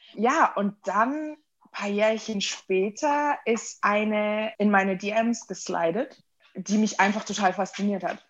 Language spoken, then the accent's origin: German; Germany; also born or lived in United States; So meine Kindheit war komplett deutsch. Ich bin hier aufgewachsen